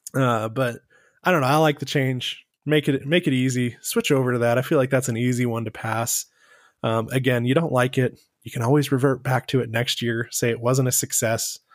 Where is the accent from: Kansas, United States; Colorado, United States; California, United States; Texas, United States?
Texas, United States; We're both from Texas